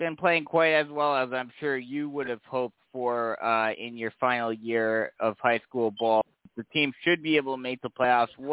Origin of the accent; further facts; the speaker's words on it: New Yorker, United States; as a New Yorker